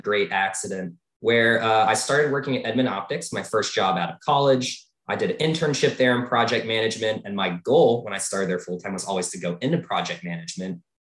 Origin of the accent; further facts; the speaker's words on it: Tucson, Arizona, United States; I grew up in Tucson, Arizona